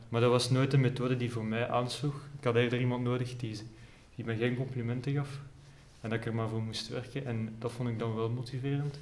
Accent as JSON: {"language": "Dutch", "town": "Herent", "region": "Flanders", "country": "Belgium", "said": "Ik ben van Herent. Ja. Dus net buiten Leuven"}